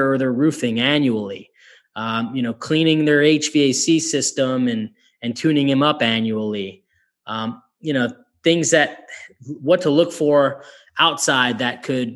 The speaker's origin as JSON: {"language": "English", "region": "Northeast", "country": "United States", "said": "I'm from the Northeast"}